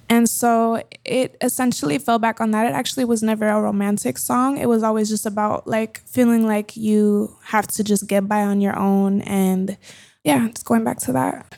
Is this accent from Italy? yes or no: no; Colombia; moved away; I grew up speaking Spanglish. I grew up bilingual. I learned to read and write in Spanish before English. I grew up in school in Colombia.